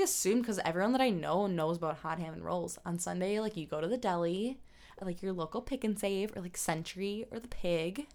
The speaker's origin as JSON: {"language": "English", "town": "South Milwaukee", "region": "Wisconsin", "country": "United States", "tie": "born or raised there", "also_born_or_lived": "Cudahy, Wisconsin", "said": "I was born in Cudahy, which is where the hospital is, right next door to South Milwaukee. Raised in South Milwaukee"}